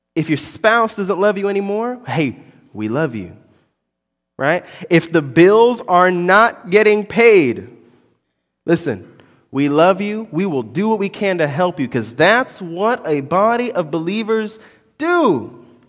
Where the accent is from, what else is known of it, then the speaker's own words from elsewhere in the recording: Orlando, Florida, United States; I, I'm from Orlando. I grew up in Orlando.